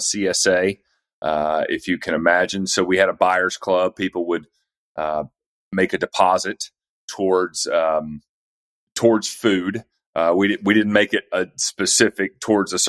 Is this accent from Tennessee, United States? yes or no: yes; East Tennessee, United States; moved away as an adult; also born or lived in Atlanta; I'm from East Tennessee originally and sort of moved back up here